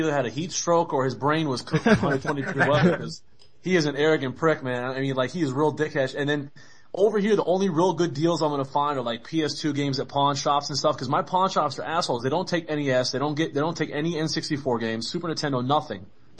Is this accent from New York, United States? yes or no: yes; New York, United States; moved away; also born or lived in Connecticut; I'm originally from New York, man, but I lived in Connecticut for a while too